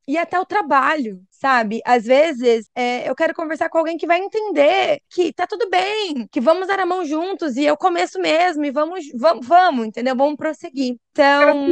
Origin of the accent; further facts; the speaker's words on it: Brazil; moved away as an adult; now in Ireland; eu saí do Brasil